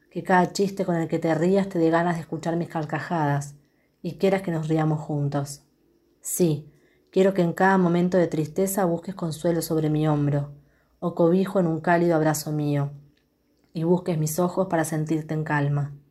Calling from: Quilmes, Buenos Aires Province, Argentina

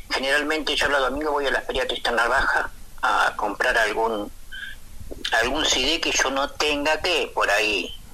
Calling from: Montevideo, Uruguay; de la Comercial, que siempre te escucho.

